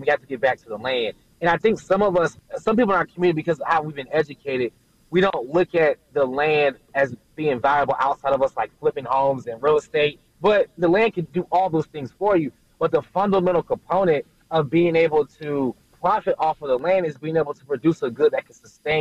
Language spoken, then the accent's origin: English; Durham, North Carolina, United States; also born or lived in Greensboro, North Carolina; I'm actually from Durham, North Carolina, where we started the idea for the farm